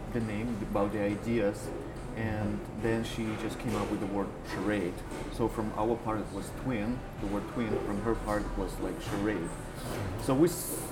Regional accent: Russian Far East, Russia; also born or lived in Japan; now in Toronto, Canada; originally I'm from Russia Far East.

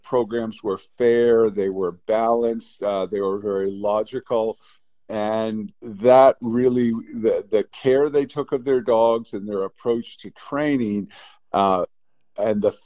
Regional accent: Stowe, Vermont, United States; I'm originally from Stowe, Vermont

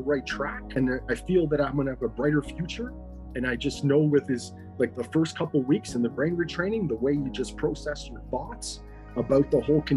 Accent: Ontario, Canada; I'm from Ontario, Canada

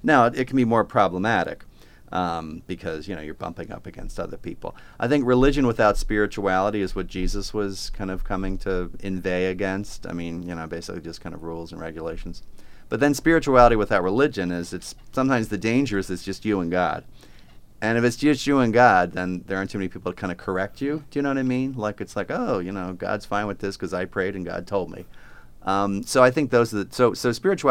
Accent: Plymouth Meeting, Pennsylvania, United States; moved away as an adult; also born or lived in New York City / Stamford, Connecticut; I was born in Philadelphia, a little town called Plymouth Meeting

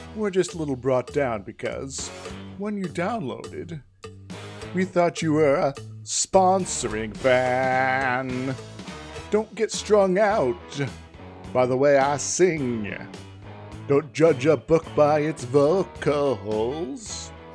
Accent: Iowa, United States; moved away; I'm originally from Iowa

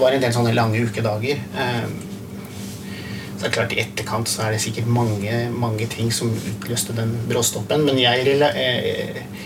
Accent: Hamar, Innlandet, Norway; jeg vokste opp på Hamar

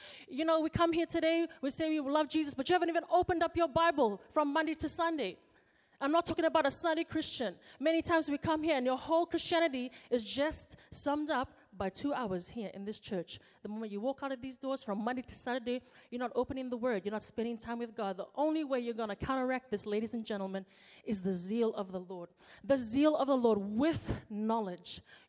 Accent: Fiji; now in New Zealand; When I come home from New Zealand, I go to Fiji for my holiday. I walk into the house and for one day I'm treated like a princess.

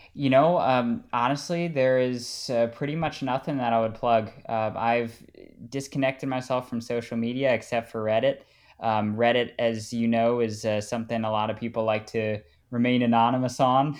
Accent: United States; moved away as an adult; now in Austria; being the only American that I know

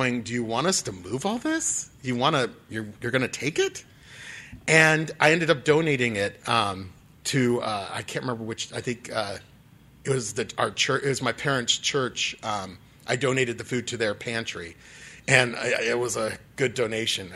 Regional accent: Dublin, California, United States; moved away as an adult; now in Los Angeles, United States; I grew up in Dublin, just down the road here, a few hours away. And so I'm a Northern California person at heart.

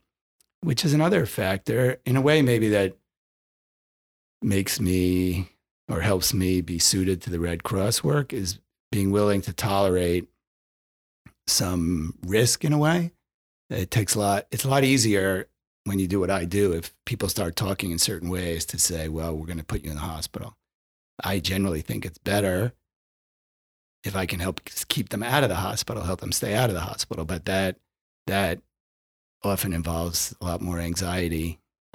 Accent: Westchester County, New York, United States; I grew up in Westchester County.

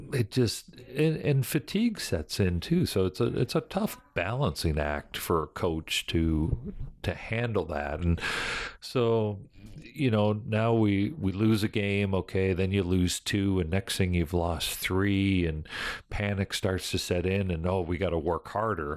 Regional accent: Fort Erie, Ontario, Canada; also born or lived in Buffalo, New York, United States; I was born in Buffalo, New York, but grew up in Canada

